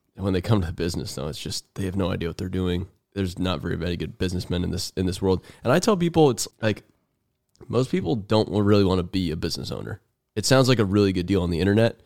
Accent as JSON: {"language": "English", "region": "Arizona", "country": "United States", "moved": "yes", "lives_now": "Tennessee, United States", "said": "I'm from Arizona"}